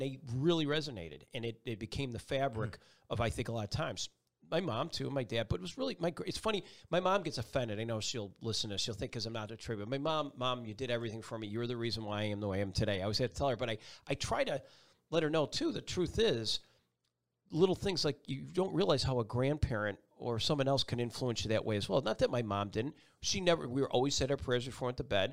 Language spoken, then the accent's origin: English; Buffalo, New York, United States; moved away as an adult; also born or lived in Binghamton, New York / North Carolina; Buffalo, New York, my hometown